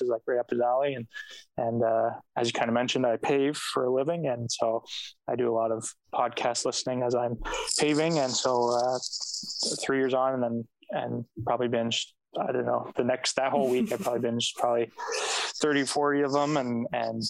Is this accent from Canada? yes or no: yes; Napanee, Ontario, Canada; I grew up in Napanee, Ontario, which is between, like, smack in the middle between Toronto and Ottawa.